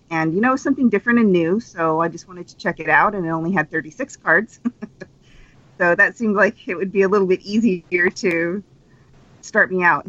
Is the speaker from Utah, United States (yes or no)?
yes; Utah, United States; I'm from Utah, and it's super religious there